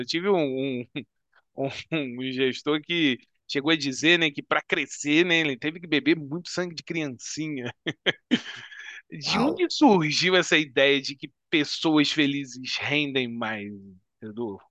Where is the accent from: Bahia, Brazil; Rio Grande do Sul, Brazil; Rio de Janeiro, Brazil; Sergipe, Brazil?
Rio de Janeiro, Brazil; Petrópolis; Nós somos aqui também de Petrópolis